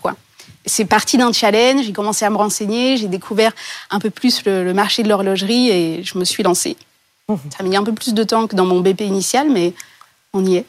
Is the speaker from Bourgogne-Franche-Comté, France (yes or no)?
yes; Bourgogne-Franche-Comté, France; ma région d'origine, la Franche-Comté